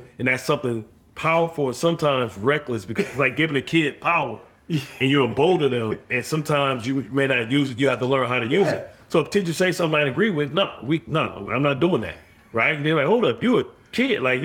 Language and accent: English; Detroit, Michigan, United States; moved away; I grew up in Detroit